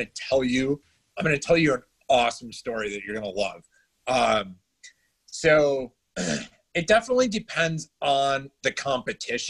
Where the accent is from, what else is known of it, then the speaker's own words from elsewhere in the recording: Syracuse, New York, United States; also born or lived in Adirondacks; now in Charlotte, United States; I grew up in Syracuse